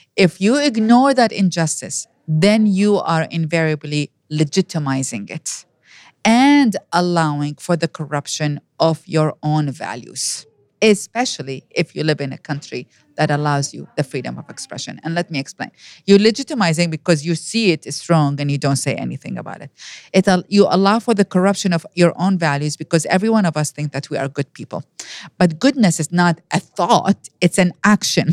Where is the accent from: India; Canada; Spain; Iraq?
Iraq; first language Arabic; English is a second language; moved away as an adult; now in United States; I was born and raised in Iraq.